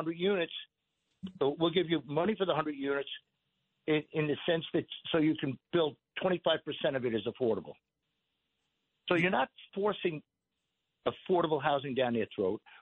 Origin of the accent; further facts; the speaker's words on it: Patchogue, New York, United States; Born and raised in Patchogue